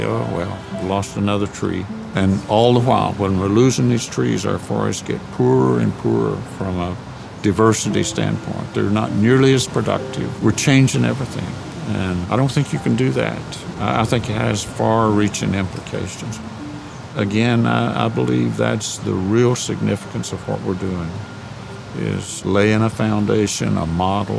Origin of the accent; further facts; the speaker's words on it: Southern Appalachians, North Carolina, United States; I grew up in the Southern Appalachians in North Carolina